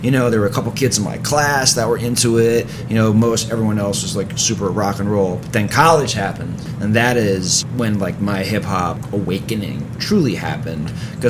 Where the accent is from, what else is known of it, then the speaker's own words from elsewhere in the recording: New York City, New York, United States; Yup. So, you know, it was very neighborhoody, very bland, very kind of a boring part of New York City.